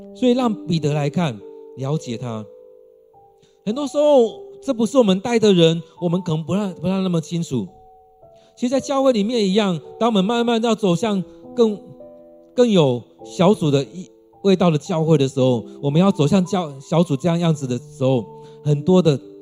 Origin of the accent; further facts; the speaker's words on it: Taiwan; 我们台湾人